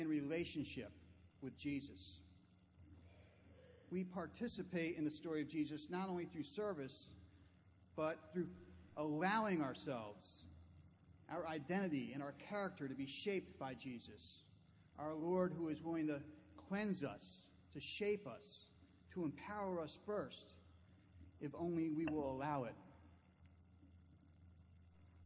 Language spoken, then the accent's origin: English; New Jersey, United States; Growing up in New Jersey